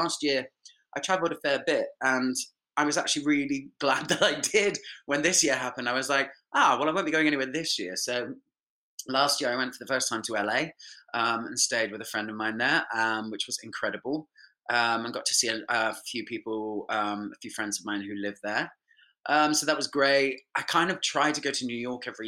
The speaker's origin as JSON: {"language": "English", "town": "Winchester", "region": "South East England", "country": "United Kingdom", "said": "I'm from Winchester."}